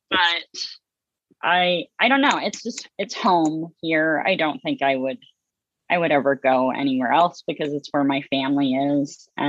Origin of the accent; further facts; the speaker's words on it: Edwardsville, Illinois, United States; also born or lived in Belleville, Illinois; I grew up in Edwardsville in Southern Illinois, which is about half an hour from St. Louis. So we were always close to a city